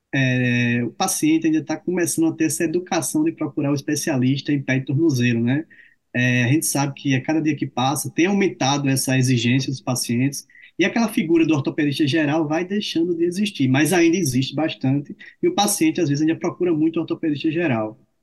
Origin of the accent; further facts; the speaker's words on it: Arapiraca, Alagoas, Brazil; moved away as an adult; also born or lived in Campina Grande / Salvador; now in Maceió, Brazil; eu sou natural de Arapiraca, Alagoas, hoje eu moro em Maceió